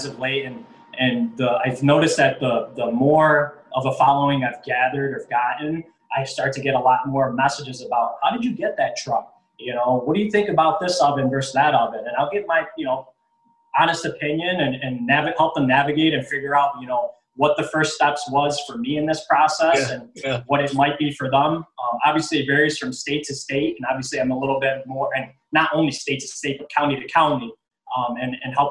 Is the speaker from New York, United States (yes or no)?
yes; New York City, New York, United States; now in Rochester, United States; I actually grew up or was born and raised in the South Bronx in New York City